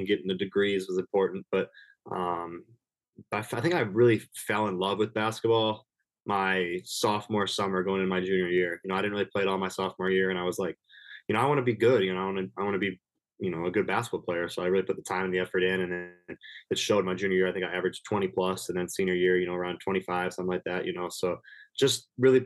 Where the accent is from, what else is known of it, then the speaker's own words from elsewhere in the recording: Minnesota, United States; I'm from Minnesota. My, you know, my house is 20 minutes away from my apartment here on campus